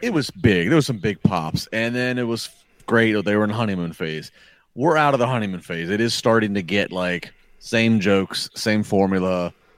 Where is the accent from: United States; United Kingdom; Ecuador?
United States; as an American fan